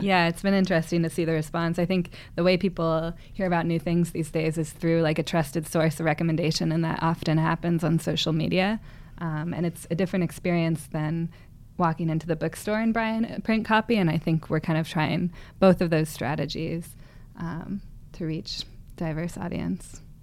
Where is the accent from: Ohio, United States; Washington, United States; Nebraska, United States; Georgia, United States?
Washington, United States; Seattle; moved away as an adult; also born or lived in Berkeley; now in San Francisco, United States; I grew up in the Seattle area, and I moved here to Berkeley about six or seven years ago